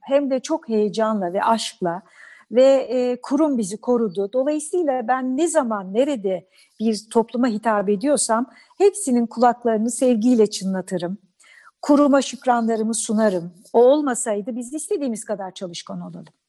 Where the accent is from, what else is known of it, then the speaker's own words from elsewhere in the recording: Bandırma, Balıkesir, Turkey; ben Bandırma'da doğdum.